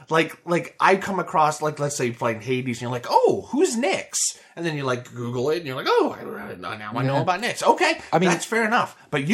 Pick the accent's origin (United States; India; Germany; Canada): United States; this is me being a dumb American.